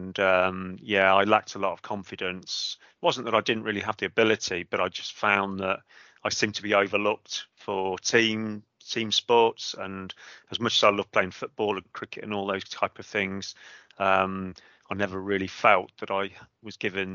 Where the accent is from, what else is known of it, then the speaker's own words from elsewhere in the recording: Coventry, West Midlands, United Kingdom; moved away as an adult; now in Cotswolds, United Kingdom; Coventry, born and bred. All my education was in Coventry